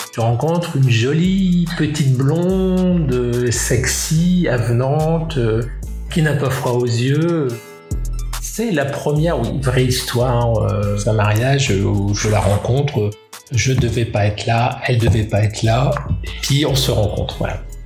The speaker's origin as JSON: {"language": "French", "town": "Roubaix", "region": "Hauts-de-France", "country": "France", "tie": "born or raised there", "said": "Je suis né à Roubaix, donc une ville ouvrière, une ville à problème, et une ville attachante une ville de brassage"}